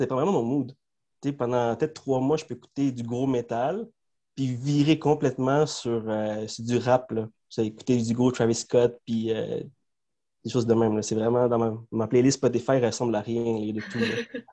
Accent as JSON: {"language": "French", "town": "Montreal", "region": "Quebec", "country": "Canada", "tie": "born or raised there", "first_language": "Spanish", "second_language": "French", "said": "Moi, je suis né à Montréal, à Saint-Léonard."}